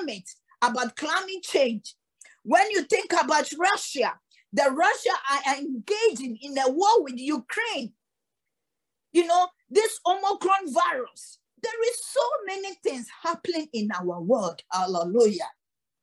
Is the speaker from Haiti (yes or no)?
no; Ghana; also born or lived in Cape Coast (ancestral); we, the Ghanaians